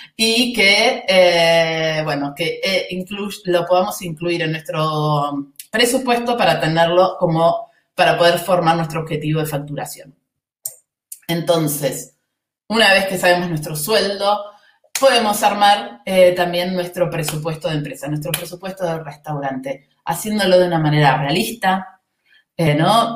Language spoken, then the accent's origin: Spanish; Argentina; se nota que soy argentina